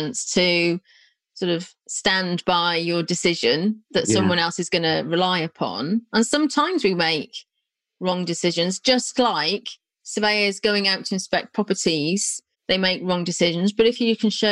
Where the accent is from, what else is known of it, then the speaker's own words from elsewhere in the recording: North Wales, United Kingdom; now in Milton Keynes area, United Kingdom; I'm from North Wales, you know, so I know those areas. I live in what I now call Middle Earth, not far from Milton Keynes